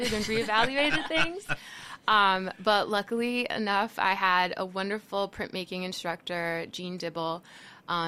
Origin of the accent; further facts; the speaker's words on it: Miami Springs, Florida, United States; now in South Bend, United States; I was born and raised in Miami